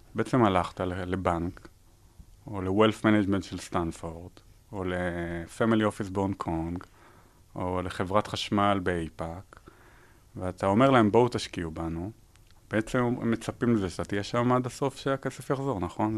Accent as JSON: {"language": "Hebrew", "country": "Israel", "tie": "born or raised there", "also_born_or_lived": "United States", "moved": "yes", "said": "נולדתי בישראל, גרתי בארצות הברית"}